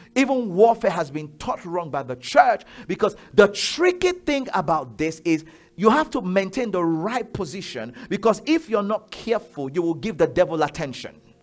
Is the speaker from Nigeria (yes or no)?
yes; Nigeria; I'm Yoruba, I'm Nigerian